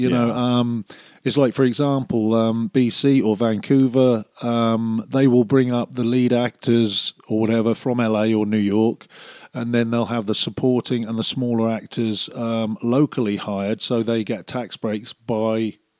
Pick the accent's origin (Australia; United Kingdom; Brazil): United Kingdom; Cornwall, South West England; moved away as an adult; also born or lived in Calgary, Canada; now in Airdrie, Canada; I was raised in Cornwall, which is a beautiful, beautiful place.